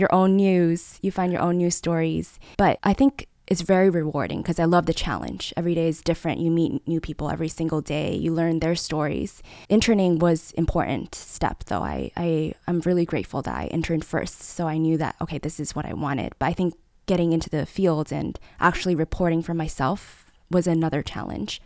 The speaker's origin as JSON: {"language": "English", "region": "Taipei", "country": "Taiwan", "tie": "born or raised there", "also_born_or_lived": "Los Angeles, United States", "said": "growing up in Taipei, it was such a vibrant city"}